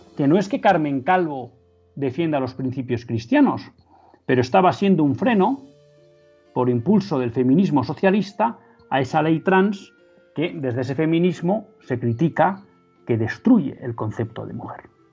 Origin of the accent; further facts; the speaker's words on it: Spain; como católicos y como ciudadanos españoles